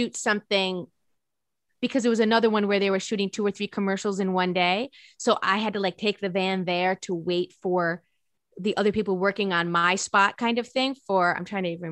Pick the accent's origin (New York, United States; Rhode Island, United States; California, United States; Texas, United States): Rhode Island, United States; I'm from Rhode Island.